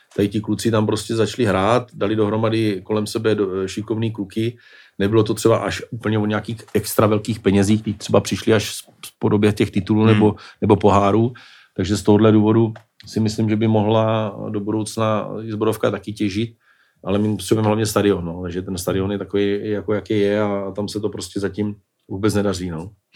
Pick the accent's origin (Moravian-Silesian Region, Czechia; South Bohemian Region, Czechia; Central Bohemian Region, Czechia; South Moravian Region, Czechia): South Moravian Region, Czechia; Brno; jako Brňák